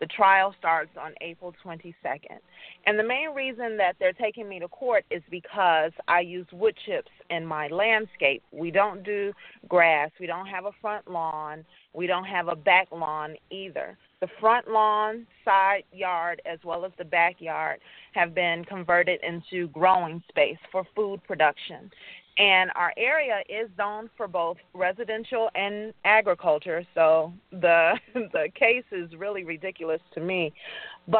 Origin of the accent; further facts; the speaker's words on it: Chicago, Illinois, United States; now in Gary, United States; I grew up in Chicago with a family who had a garden